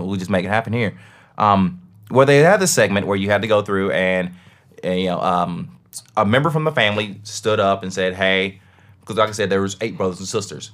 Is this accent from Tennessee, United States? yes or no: yes; Tennessee, United States; I'm from Tennessee.